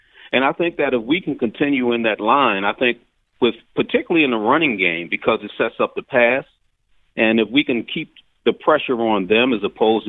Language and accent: English; Philadelphia, Pennsylvania, United States; traditionally Philadelphia, since I'm a Philadelphian born and raised